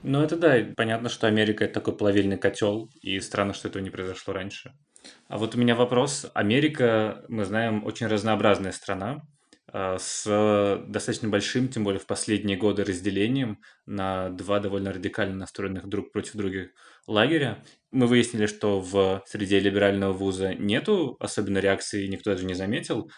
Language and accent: Russian; Moscow, Russia; я родился и вырос в Москве